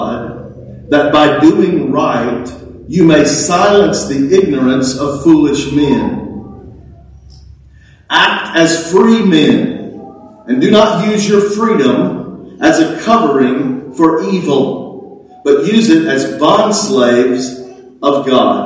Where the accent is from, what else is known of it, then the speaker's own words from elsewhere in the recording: Texas, United States; we're American, right? We're even Texans